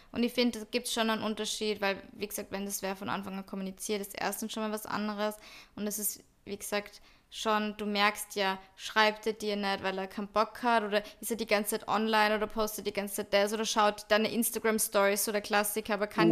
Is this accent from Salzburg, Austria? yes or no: yes; Salzburg, Austria; ich bin aus Salzburg-Stadt